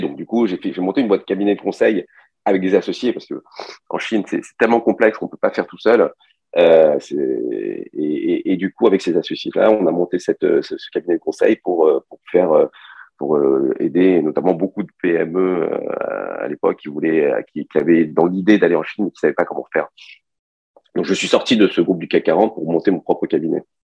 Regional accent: Paris, Île-de-France, France; moved away as an adult; also born or lived in China / Montpellier / Canada; now in Nice, France; j'ai grandi à Paris. Moi, je, je suis, euh, suis d'origine chinoise. Je, suis arrivé en France, j'avais 6 ans. J'ai grandi à Paris

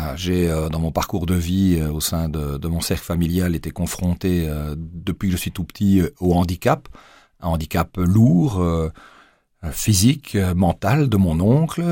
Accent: Namur, Wallonia, Belgium; also born or lived in Mons, Belgium / Luxembourg / Arlon, Belgium; j'ai débarqué à l'âge de 7 ans à Namur et me voilà projeté dans une classe d'une école primaire sans connaître personne. Je venais d'Arlon

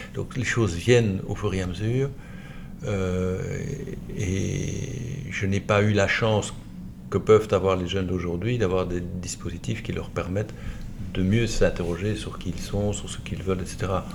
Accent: Liège, Wallonia, Belgium; je suis né à Liège, j'ai vécu à Liège, centre-ville, dans le carré, euh, jusqu'à 18 ans

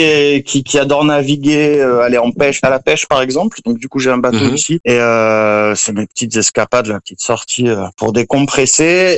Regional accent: Marseille, Provence-Alpes-Côte d'Azur, France; moved away as an adult; also born or lived in Corsica; now in Costa Rica; je suis originaire du sud de la France, vers Marseille. j'ai vécu beaucoup en Corse aussi

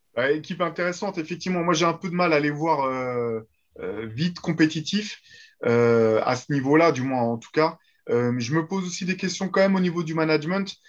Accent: France; nous, en tant que Français

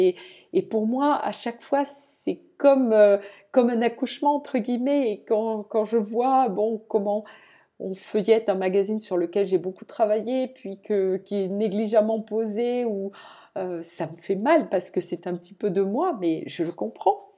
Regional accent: Toulouse, Occitania, France; moved away; je viens de Toulouse

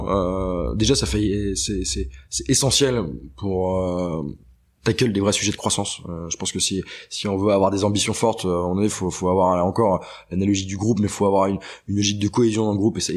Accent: Brittany, France; Moi, tu, typiquement, je viens de Bretagne

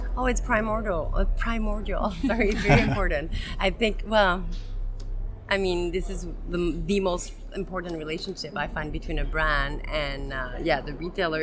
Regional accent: Montreal, Quebec, Canada; I'm from Montreal, Quebec, Canada

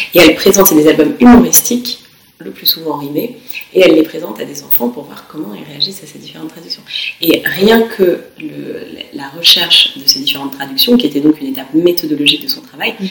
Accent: France; now in York, United Kingdom; on est des Français

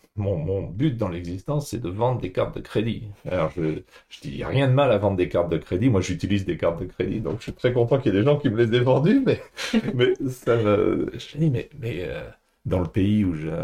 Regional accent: Paris, Île-de-France, France; moved away as an adult; also born or lived in Asia / Singapore; j'ai grandi à Paris

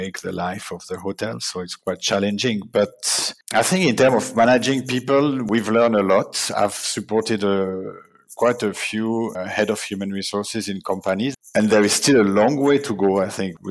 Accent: Neuchâtel, Switzerland; I'm originally from Neuchâtel, Switzerland.

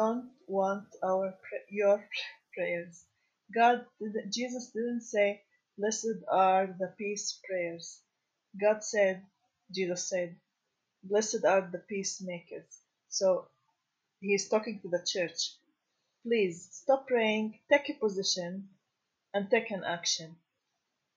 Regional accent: Galilee, Israel; moved away as an adult; now in Jerusalem; I was born in the Galilee, and I moved to Jerusalem in the past 7 years

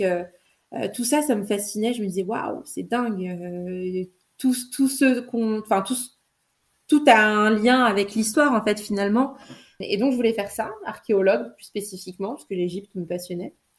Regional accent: Trappes, Île-de-France, France; je suis née à Trappes euh, en 1990. Et j'y ai grandi

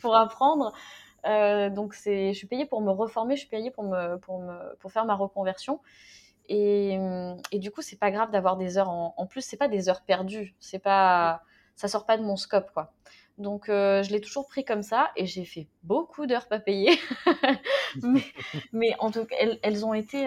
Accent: France; moved away; je suis née en France

